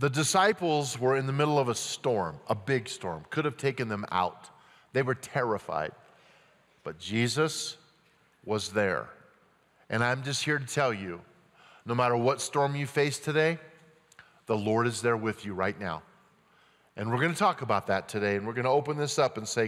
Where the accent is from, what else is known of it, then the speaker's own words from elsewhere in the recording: Grand Junction, Colorado, United States; growing up in Grand Junction, Colorado on the West Slope